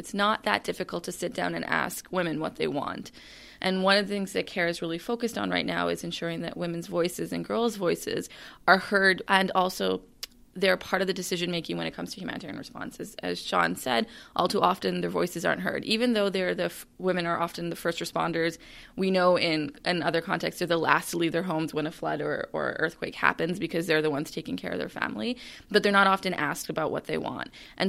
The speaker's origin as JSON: {"language": "English", "country": "Canada", "said": "One of the things I find is that, you know, I'm a Canadian."}